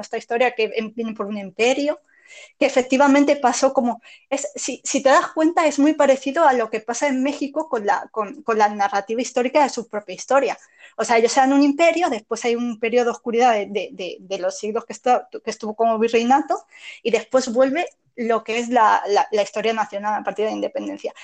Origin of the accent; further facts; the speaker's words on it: Spain; lo que somos como españoles